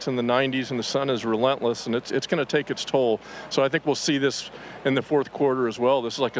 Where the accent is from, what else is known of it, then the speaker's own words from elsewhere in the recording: Tampa, Florida, United States; I grew up in Tampa